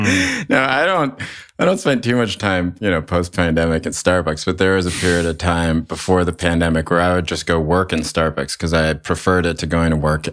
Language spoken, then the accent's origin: English; Chapel Hill, North Carolina, United States; I grew up in Chapel Hill, North Carolina during the sort of indie rock explosion there